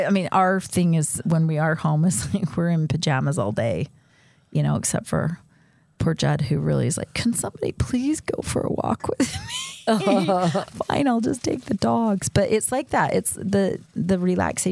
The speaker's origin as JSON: {"language": "English", "town": "Salt Lake City", "region": "Utah", "country": "United States", "tie": "born or raised there", "moved": "yes", "said": "growing up in Salt Lake."}